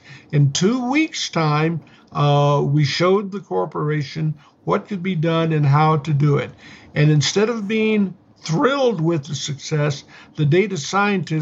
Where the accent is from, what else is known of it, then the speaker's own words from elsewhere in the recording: United States; as an American citizen